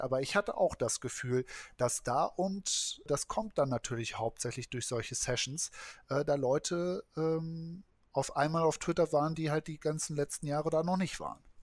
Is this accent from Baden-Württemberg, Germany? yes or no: no; Kiel, Schleswig-Holstein, Germany; als Kieler